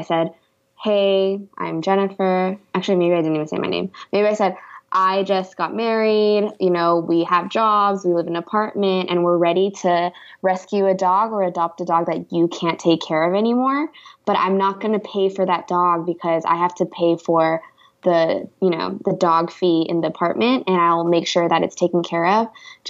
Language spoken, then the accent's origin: English; the Bay Area, California, United States; moved away as an adult; also born or lived in Los Angeles, California / Millbrae, California / Cupertino, California; now in Atlanta, United States; I am from the Bay, lived in L.A., and now I'm in the A.